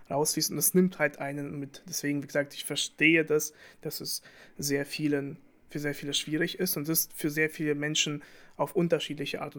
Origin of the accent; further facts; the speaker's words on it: Russia; ich will nicht sagen, dass man als Russe Schuld hat.